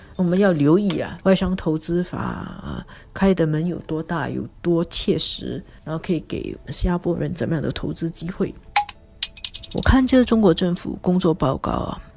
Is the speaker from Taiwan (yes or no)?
no; Singapore; 作为新加坡人来说